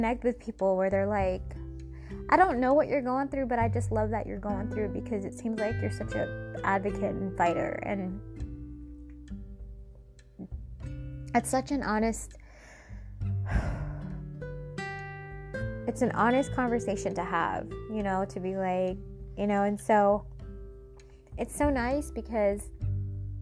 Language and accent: English; Seattle, Washington, United States; Seattle, which is my hometown